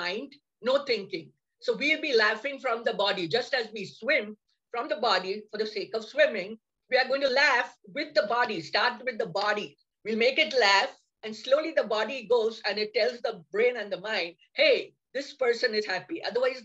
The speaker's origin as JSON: {"language": "English", "country": "India", "moved": "as an adult", "lives_now": "United States", "said": "I'm from India also. I have immigrated 30 years back here."}